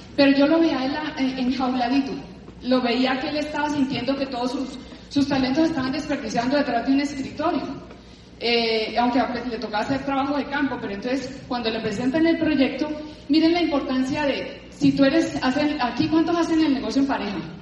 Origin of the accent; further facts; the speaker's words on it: Cali, Valle del Cauca, Colombia; moved away as an adult; now in Bogotá, Colombia; yo vengo de Cali, toda la vida en Cali